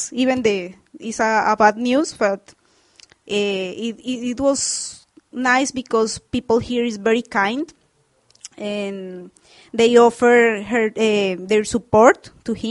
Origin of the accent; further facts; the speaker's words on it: Colombia; English is a second language; moved away as an adult; now in St. John's, Canada; from Colombia. I'm in St. John's with my husband, David.